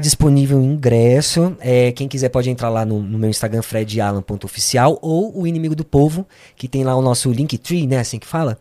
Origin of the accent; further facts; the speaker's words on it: São Paulo, Brazil; also born or lived in Santo André / Sapopemba, São Paulo; A gente veio pro Ipiranga, uhum. onde sempre vivi.